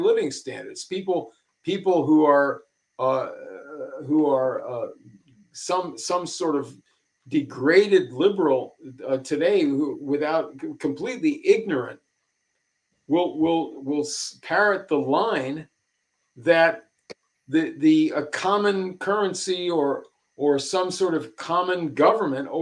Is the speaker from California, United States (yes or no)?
yes; California, United States; in my childhood and when I was growing up in California